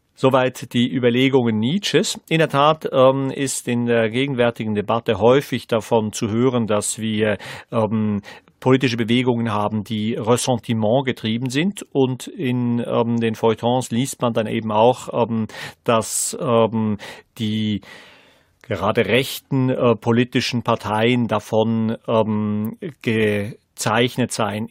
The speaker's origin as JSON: {"language": "German", "country": "Switzerland", "tie": "born or raised there", "said": "Als ähm, Schweizer Gymnasiast"}